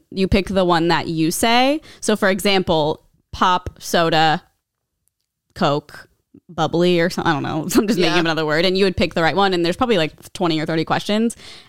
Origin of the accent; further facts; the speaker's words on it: Nebraska, United States; I'm from Nebraska.